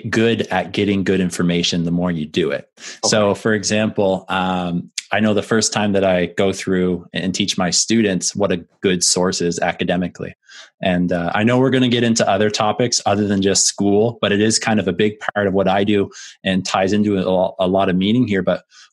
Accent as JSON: {"language": "English", "country": "Canada", "said": "obviously being Canadian, growing up and playing professional"}